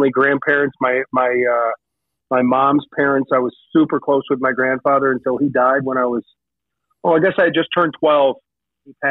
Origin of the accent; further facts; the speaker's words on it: Syracuse, New York, United States; moved away; also born or lived in Las Vegas; I grew up in Central New York